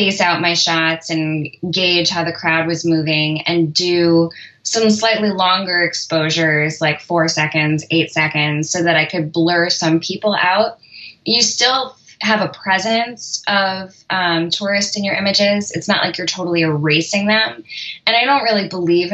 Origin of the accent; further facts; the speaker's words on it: New York, United States; moved away; I'm from New York originally, and the Temple of Dendur in the Met is like one of my favorite childhood haunts